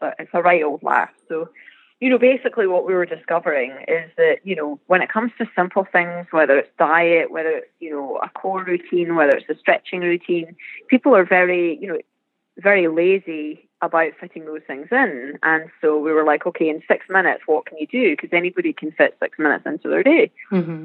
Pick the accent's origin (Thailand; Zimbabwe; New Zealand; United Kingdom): United Kingdom; Scotland; accent: Scottish; now in San Diego, United States; growing up in Scotland, always being on the East Coast racing